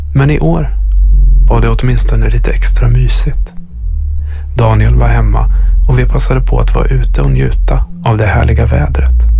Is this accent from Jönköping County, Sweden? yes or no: no; Östergötland, Sweden; now in Stockholm, Sweden; Uppvuxen i Östergötland